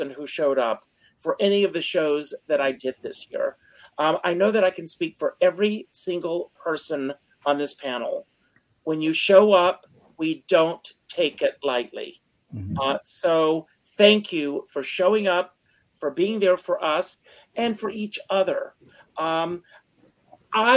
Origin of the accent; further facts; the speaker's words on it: South Carolina, United States; moved away; also born or lived in New York; I grew up in South Carolina